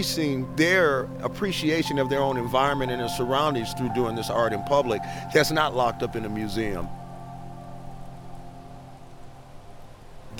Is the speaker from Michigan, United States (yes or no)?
yes; Detroit, Michigan, United States; I'm from Detroit.